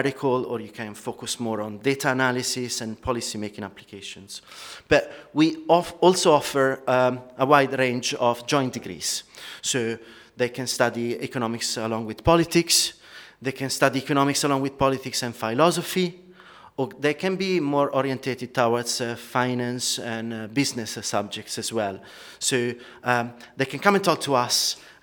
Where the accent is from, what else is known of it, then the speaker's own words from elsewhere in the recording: Italy; accent: Italian; moved away as an adult; now in United Kingdom; I'm Italian, as you can pick from my lovely accent, but I've been living in the UK for 16 years